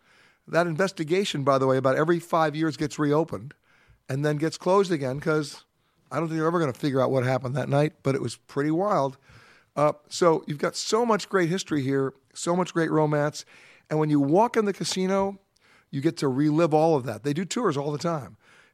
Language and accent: English; New York, United States; But remember, I'm a New Yorker.